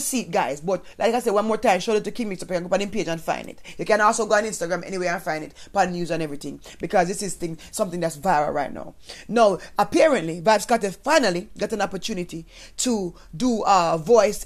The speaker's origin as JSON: {"language": "English", "country": "Jamaica", "moved": "yes", "said": "as a Jamaican person"}